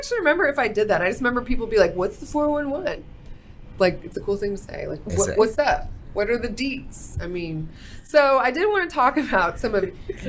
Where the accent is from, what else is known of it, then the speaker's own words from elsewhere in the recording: Fort Worth, Texas, United States; I'm from Fort Worth and I've done a lot of stuff in Dallas.